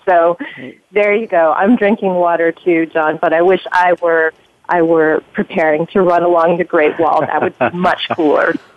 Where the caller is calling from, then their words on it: Boston, Massachusetts, United States; I'm calling from Boston, Massachusetts